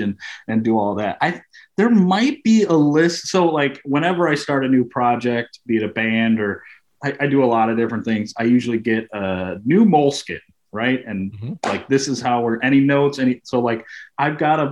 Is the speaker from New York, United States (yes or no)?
no; Chicago, Illinois, United States; I grew up in Chicago